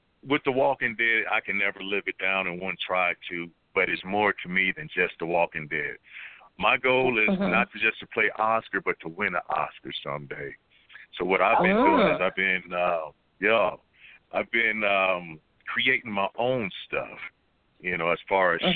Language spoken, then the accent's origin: English; Dayton, Ohio, United States; moved away as an adult; now in California, United States; I'm originally from Dayton, Ohio. I've been out here in California for about 18 years.